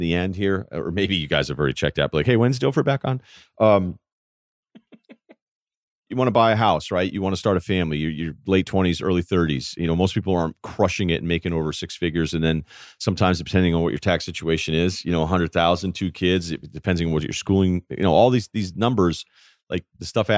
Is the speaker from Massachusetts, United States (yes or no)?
no; Hartford, Connecticut, United States; moved away; I was born in Hartford. Okay. And then I actually lived downtown Hartford for a couple of years